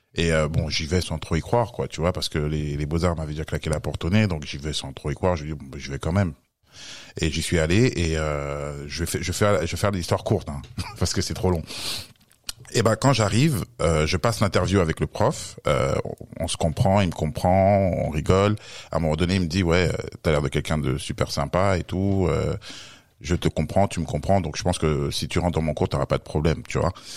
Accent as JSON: {"language": "French", "country": "France", "tie": "born or raised there", "said": "je suis né en France et euh, d'origine camerounaise"}